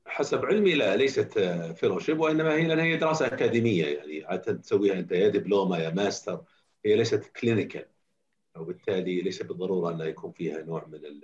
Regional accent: Saudi Arabia; اعتقد اني انا اول سعودي يسوي جيرياتريك

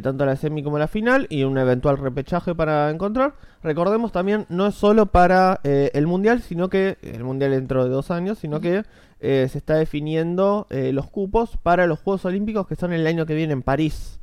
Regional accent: Argentina; como somos argentinos

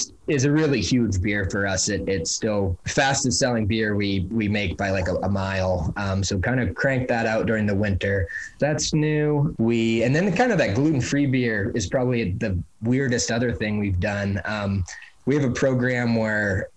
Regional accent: Milo, Maine, United States; now in Portland, United States; the town that my brother and I grew up in Milo, which is about 2.5 hours north of Portland

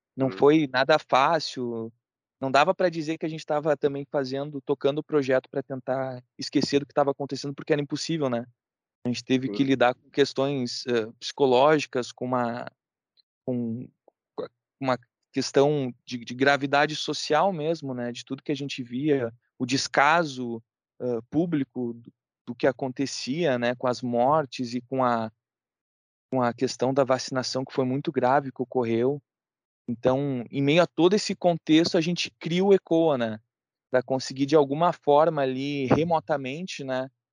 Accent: Brazil; sendo, sendo brasileiro

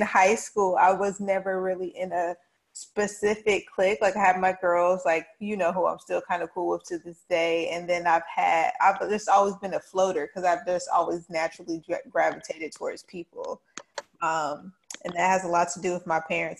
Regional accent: Charlotte, North Carolina, United States; I am born and raised in the Queen City of Charlotte, North Carolina, East East.

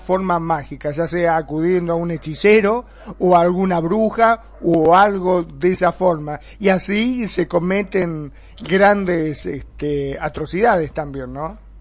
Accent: Argentina; en mi país, en Argentina

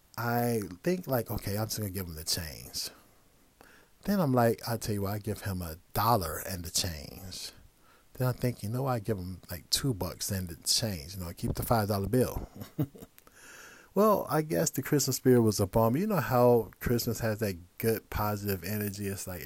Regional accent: Midwest, United States; now in Los Angeles, United States; Now, as I mentioned earlier, I'm from the Midwest. So when I moved out to LA, it was just an amazing place to be.

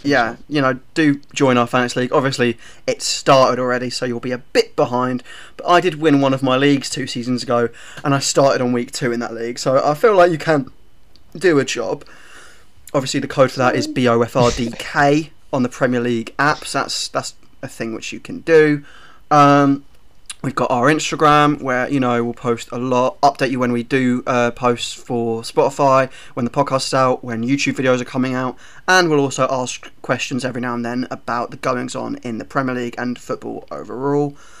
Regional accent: Hertfordshire, East of England, United Kingdom; I'm from Hertfordshire

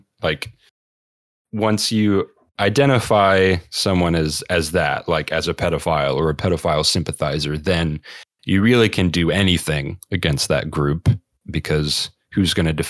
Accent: Georgia, United States; I'm not holding out too much hope for my home state of Georgia for that one.

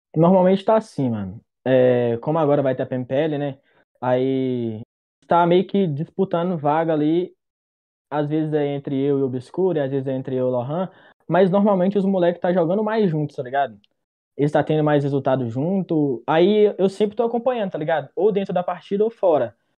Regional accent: Novo Cruzeiro, Minas Gerais, Brazil; Eu sou de Minas Gerais, mineirinho, tá ligado? Só que eu sou do interior, sou de Novo Cruzeiro.

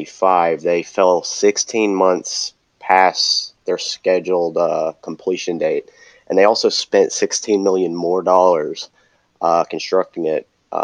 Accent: Denver, Colorado, United States; moved away; I grew up in Denver

